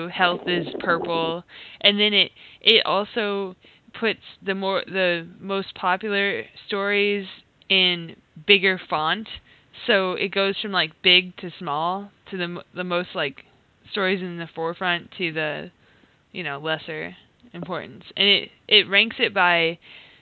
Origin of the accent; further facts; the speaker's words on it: Iowa, United States; moved away as an adult; I'm originally from Iowa